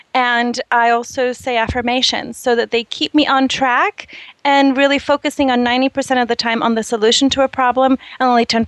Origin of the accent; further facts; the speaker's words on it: Brazil; I'm originally from Brazil.